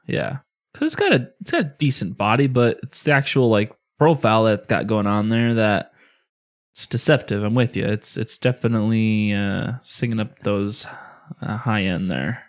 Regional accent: Illinois, United States; growing up in Illinois where we get, normally get a fuck ton of snow every year

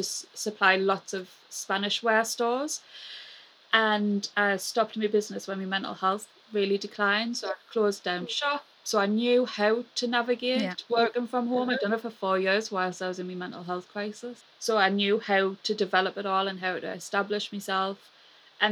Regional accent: Sunderland, North East England, United Kingdom; accent: Mackem; my Magham accent

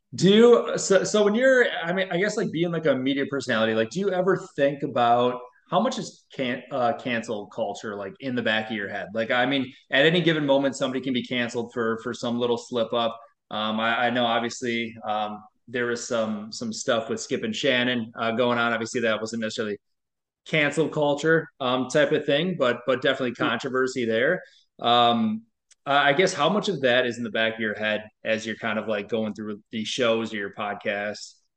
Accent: Wisconsin, United States; I'm from Wisconsin

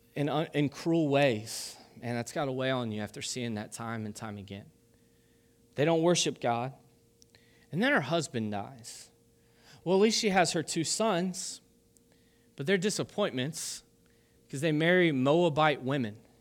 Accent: Kentucky, United States; I'm from Kentucky

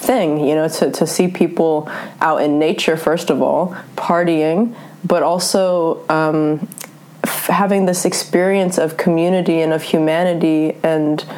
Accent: Northern California, United States; also born or lived in Germany / Norway; Grew up in Northern California, so I'm only technically German.

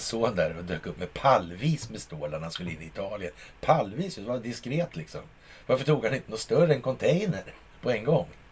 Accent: Sweden; när man själv sitter i Sverige som svensk

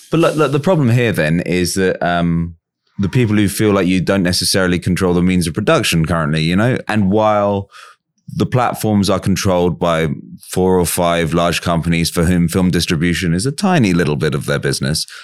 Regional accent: England, United Kingdom; As an English person

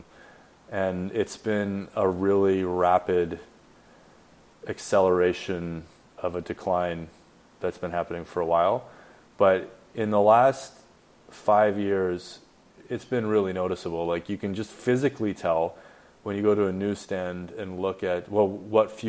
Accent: Canada; I'm Canadian

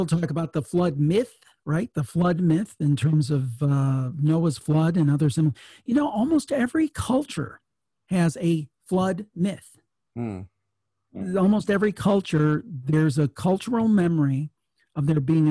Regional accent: Ohio, United States; I was from Ohio, so I grew up, I'm a city boy.

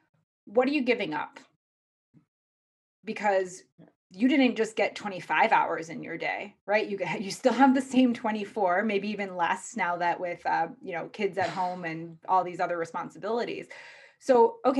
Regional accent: Midwest, United States; I'm from the Midwest

